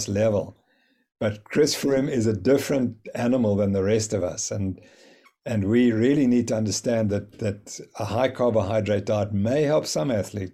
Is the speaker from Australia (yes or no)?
no; South Africa; I'm from South Africa